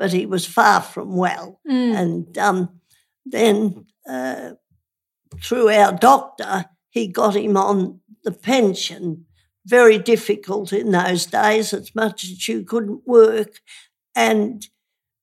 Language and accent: English; Melbourne, Victoria, Australia; also born or lived in Kensington, Melbourne / Williamstown, Melbourne / North Carlton, Melbourne; we lived in Williamstown and Spotswood before that. Yep. I was born in Spotswood.